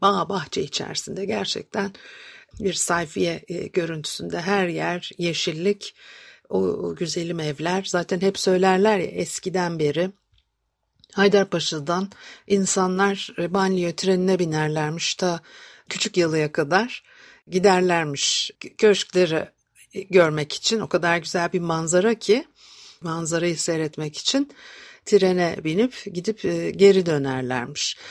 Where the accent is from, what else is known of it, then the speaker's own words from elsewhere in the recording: Istanbul, Turkey; ben de Etiler'de büyüdüm